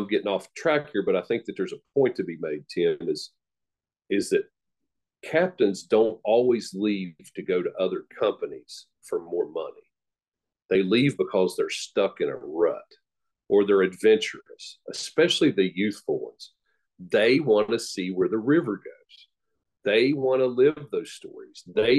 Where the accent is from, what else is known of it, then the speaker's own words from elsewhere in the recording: Huntington, West Virginia, United States; growing up in Huntington, West Virginia